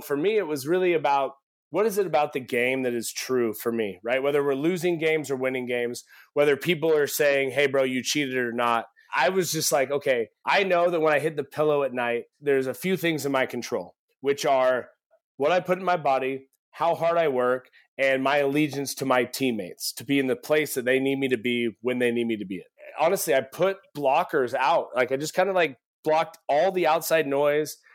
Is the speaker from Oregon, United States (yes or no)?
yes; Eugene, Oregon, United States; growing up in Eugene, Oregon